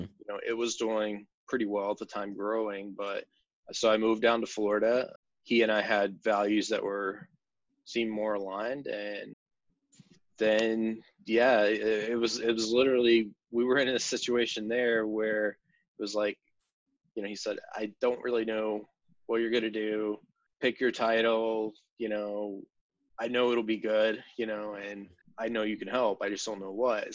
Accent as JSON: {"language": "English", "region": "West Virginia", "country": "United States", "tie": "born or raised there", "said": "growing up in West Virginia"}